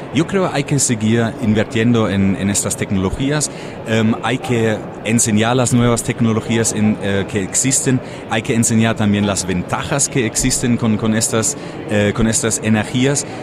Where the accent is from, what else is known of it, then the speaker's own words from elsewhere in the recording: near Frankfurt, Hesse, Germany; Spanish is a second language; now in Mexico; cerca de Frankfurt, nacido